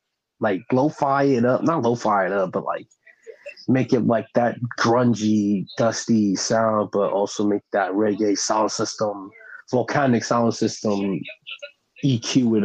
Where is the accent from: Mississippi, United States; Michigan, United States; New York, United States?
New York, United States; Brooklyn; My dad, you know, growing up in Brooklyn. Like I was born out there.